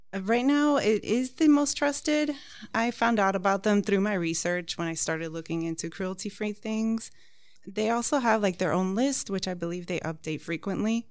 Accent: Miami, Florida, United States; also born or lived in New York; I'm actually American with Cuban background, uh, born in New York, and raised in Miami.

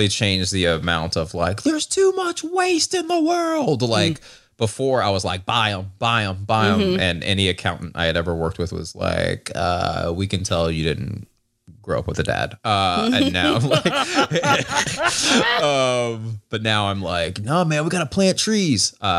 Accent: Georgia, United States; again, I'm from Georgia, and like, the idiotic part.

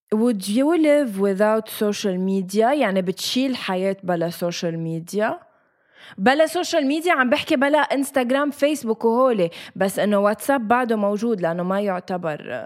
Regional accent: Lebanon; نحن لبنانيه

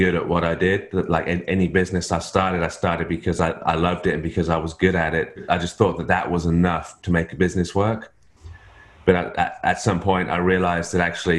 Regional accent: England, United Kingdom; moved away as an adult; now in Australia; I'm in Australia, but I'm not Australian. My wife's Australian. I'm English.

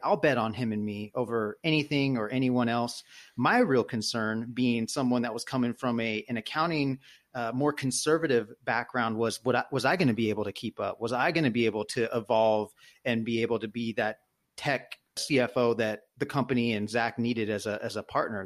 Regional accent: Sacramento, California, United States; also born or lived in Fresno; now in Oakland, United States; born in Fresno, but Sacramento, I call, it's like my hometown. Now live in Oakland

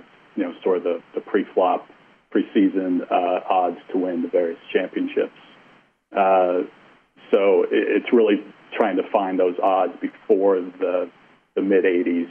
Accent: Denver, Colorado, United States; I'm from Denver

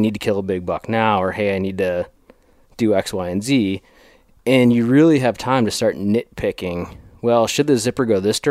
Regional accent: Wisconsin, United States; you know, I'm a Wisconsin guy. I grew up in the Midwest and cut my teeth on whitetails.

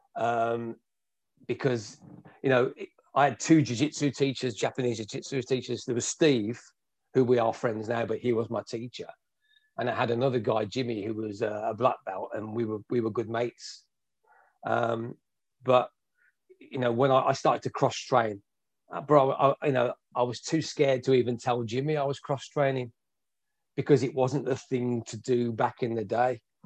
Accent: Birmingham, West Midlands, United Kingdom; i am from Birmingham, which is the second biggest city in, you know, in the UK

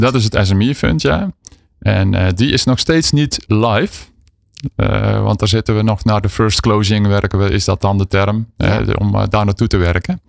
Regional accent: southern Netherlands, Netherlands; accent: southern; In het zuiden van het land, ja zeker. Dat hoor je ongetwijfeld aan mijn tongval.

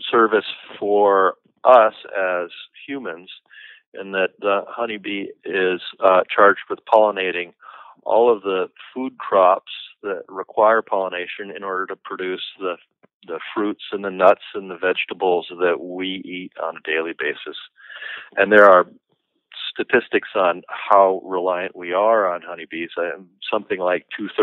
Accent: Seattle, Washington, United States; now in Northern California, United States; I'm actually originally from Seattle, and I'm used to a month or so of rain without stopping, but since moving down to California

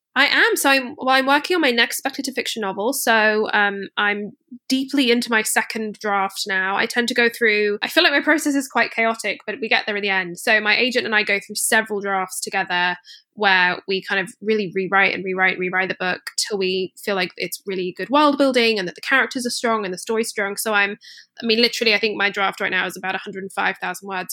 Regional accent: Scotland, United Kingdom; I grew up in Scotland

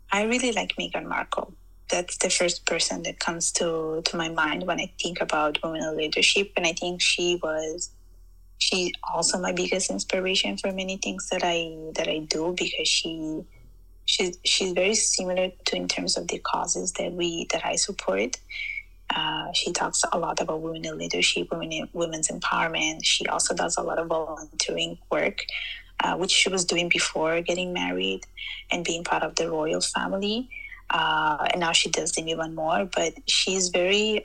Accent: Sicily, Italy; moved away as an adult; now in Canada; I was born in Italy, specifically in Sicily. So I was born and raised there.

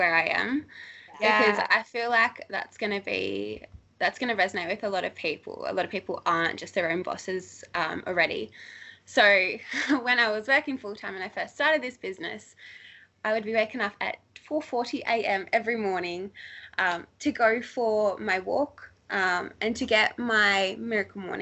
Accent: Australia; I left Australia for the first time in my whole entire life 3 months after starting this business

